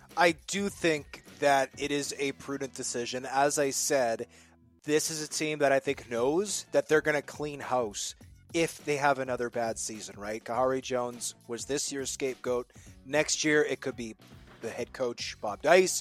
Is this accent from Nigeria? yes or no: no; Winnipeg, Manitoba, Canada; when I was growing up in Winnipeg